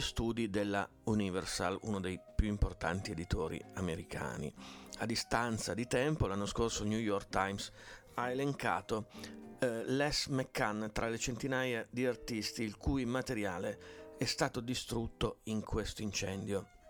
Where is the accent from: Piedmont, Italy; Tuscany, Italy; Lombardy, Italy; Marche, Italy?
Piedmont, Italy; sono piemontesi come me